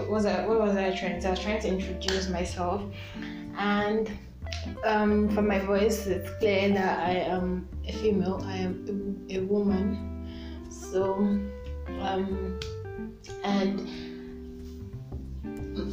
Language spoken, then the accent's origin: English; Nigeria; I'm a Nigerian teen